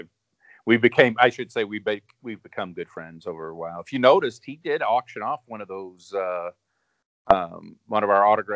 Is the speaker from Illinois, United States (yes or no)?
yes; Chicago suburbs, Illinois, United States; I'm from the Chicago area, I'm from the Chicago suburbs